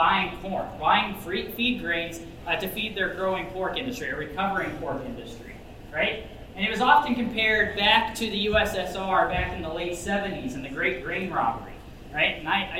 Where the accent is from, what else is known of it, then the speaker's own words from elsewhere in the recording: Appleton City, Missouri, United States; moved away; Missouri is my home state, so I'm excited to be back here in Missouri. Bates County is my home county.